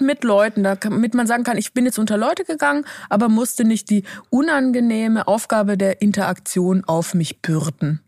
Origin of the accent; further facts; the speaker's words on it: Switzerland; moved away; so wie ich es in der Schweiz gelernt habe.